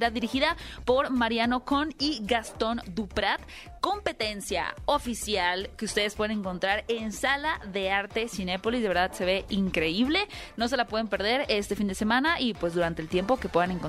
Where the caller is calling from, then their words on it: Cuautitlán, State of Mexico, Mexico; Eh, el Estado de México, en Cuautitlán, Vizcali.